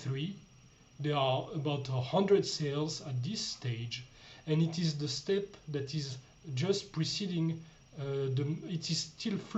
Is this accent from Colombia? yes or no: no; France; moved away as an adult; now in Austria; I'm coming from France